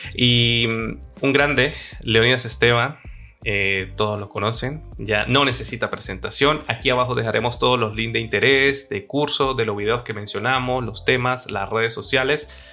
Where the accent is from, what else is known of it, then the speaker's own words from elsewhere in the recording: San Cristóbal, Táchira, Venezuela; moved away as an adult; now in Madrid, Spain; Yo soy de San Cristóbal, casi frontera con Colombia